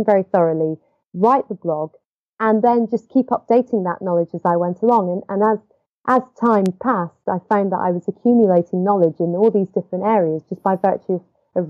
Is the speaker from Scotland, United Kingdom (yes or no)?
yes; Edinburgh, Scotland, United Kingdom; I was living in my parents' house at the time, which is where I grew up in Edinburgh